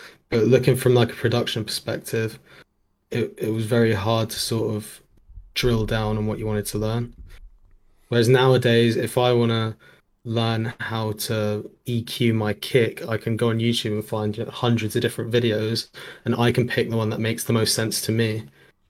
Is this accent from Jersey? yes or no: yes; Jersey; By the way, I'm from Jersey.